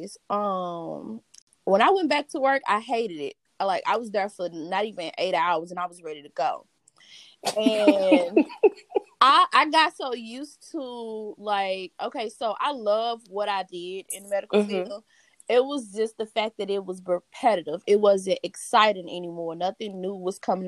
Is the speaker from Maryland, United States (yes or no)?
no; East St. Louis, Illinois, United States; I'm from East St. Louis, Illinois